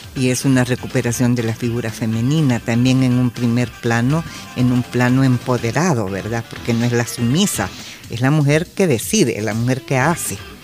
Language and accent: Spanish; El Salvador; somos salvadoreños